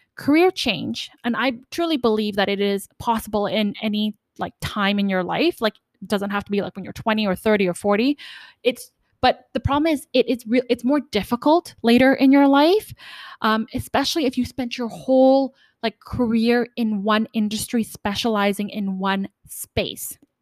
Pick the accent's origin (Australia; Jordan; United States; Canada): Canada; I'm from Canada